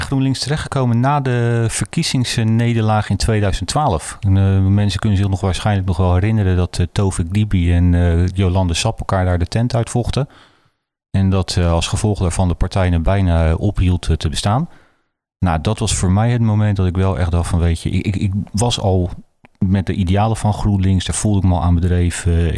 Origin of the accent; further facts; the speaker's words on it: Rotterdam, South Holland, Netherlands; ik kom uit Rotterdam-Zuid. En ik heb altijd geleerd, daar in Zuid